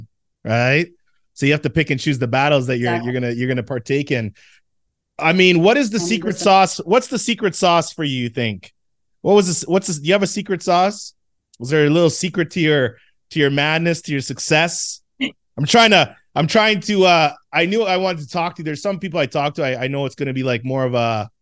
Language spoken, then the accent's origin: English; Jamaica; I'm Jamaican.